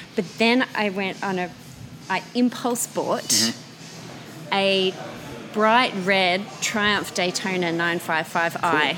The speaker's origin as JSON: {"language": "English", "town": "Canberra", "region": "Australian Capital Territory", "country": "Australia", "tie": "born or raised there", "moved": "as an adult", "lives_now": "Sydney, Australia", "said": "I grew up in Canberra, but I've been calling Sydney my home for the last nine years or so."}